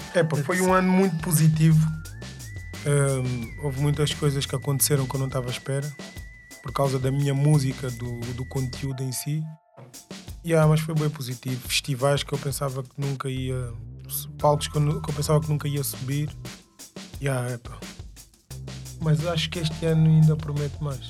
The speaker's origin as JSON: {"language": "Portuguese", "country": "Angola", "said": "sou angolano com muito orgulho"}